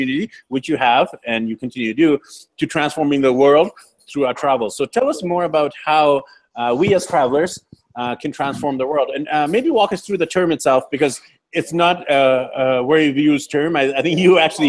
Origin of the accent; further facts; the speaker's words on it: Vancouver, British Columbia, Canada; I'm actually from Vancouver, BC, Canada, born and raised